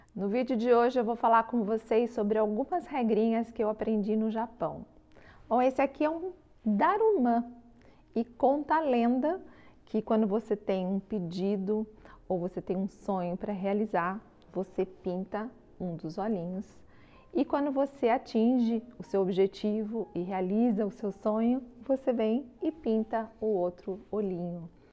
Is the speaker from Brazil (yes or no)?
yes; Brazil; nós somos brasileiros